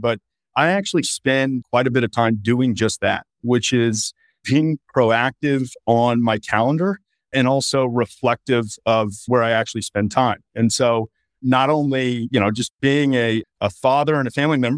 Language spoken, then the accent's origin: English; Texas, United States; I'm a native Texan. I grew up here in Texas